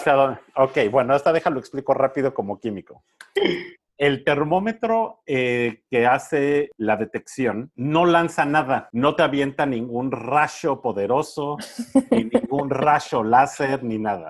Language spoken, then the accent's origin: Spanish; Mexico; moved away; allá en, en mi pueblo en México